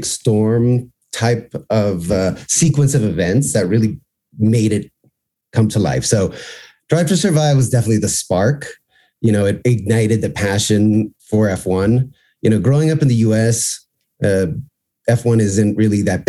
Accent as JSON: {"language": "English", "town": "Miami", "region": "Florida", "country": "United States", "tie": "born or raised there", "also_born_or_lived": "New York", "said": "I grew up in Miami, lived in New York for a while, but we live in Miami"}